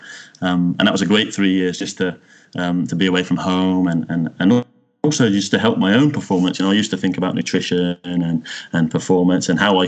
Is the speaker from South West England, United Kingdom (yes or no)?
yes; Cornwall, South West England, United Kingdom; moved away as an adult; also born or lived in Wales / Birmingham; now in Malmö, Sweden; I'm a Cornish boy from heart. So I grew up in Cornwall, in the countryside